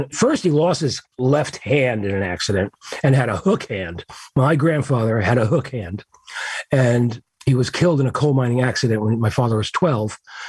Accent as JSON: {"language": "English", "region": "New Jersey", "country": "United States", "tie": "born or raised there", "said": "New Jersey, exit 9. Yeah, I'm a Jersey boy."}